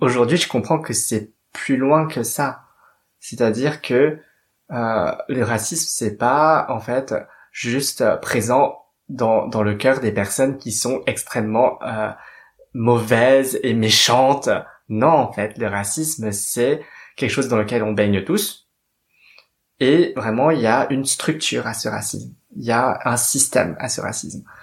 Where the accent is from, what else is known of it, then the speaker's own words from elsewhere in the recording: Paris, Île-de-France, France; je suis née à Paris. Euh, très exactement dans le 13e arrondissement pour ne pas être absolument pas cliché. et donc j'ai vécu à peu près toute ma vie à Paris et en banlieue